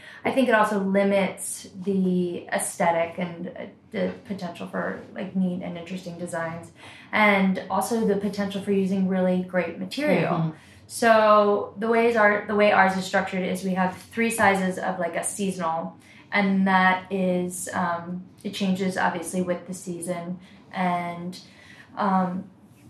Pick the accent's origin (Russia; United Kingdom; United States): United States; Delaware; I grew up in Delaware